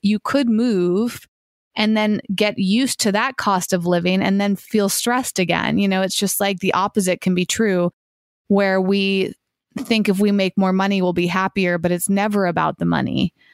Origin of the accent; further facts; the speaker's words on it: Massachusetts, United States; now in Los Angeles, United States; when I was growing up in Massachusetts, we had incredible trails